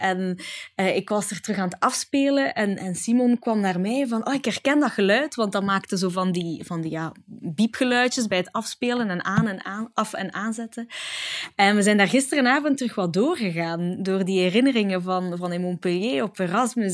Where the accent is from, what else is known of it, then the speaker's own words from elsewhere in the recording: Italy; moved away; heel mijn kindertijd in Italië